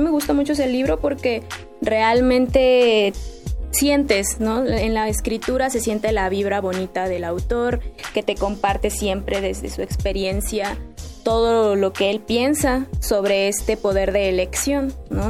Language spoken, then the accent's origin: Spanish; Mexico; yo que soy mexicana